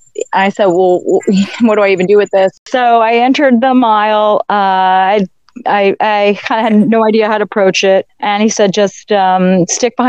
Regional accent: Coral Springs, Florida, United States; also born or lived in North Miami Beach, Florida / Boca Raton, Florida; I was born in North Miami Beach, lived in Coral Springs and Boca my whole life.

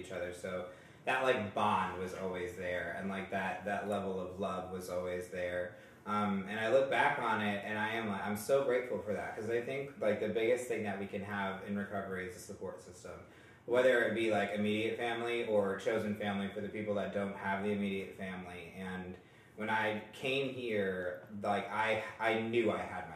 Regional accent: New York, United States; now in Greenwood, United States; I'm from New York, and I was raised in such a beautiful household

